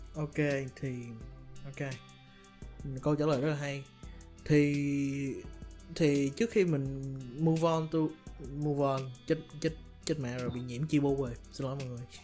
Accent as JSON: {"language": "Vietnamese", "region": "Ho Chi Minh City", "country": "Vietnam", "tie": "born or raised there", "said": "anh sinh ra lớn lên ở Sài Gòn"}